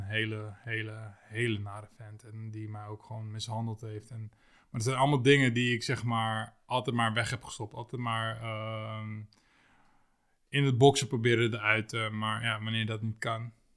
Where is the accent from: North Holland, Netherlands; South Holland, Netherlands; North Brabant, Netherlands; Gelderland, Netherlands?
South Holland, Netherlands; Lisse; ik woonde toen, toen destijds in Lisse